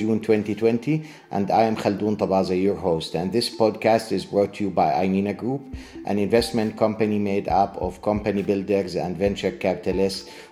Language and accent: English; Jordan; my home country of Jordan